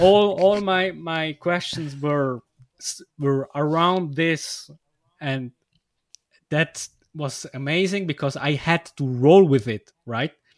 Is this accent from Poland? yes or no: no; Switzerland; English is a second language; I come from Switzerland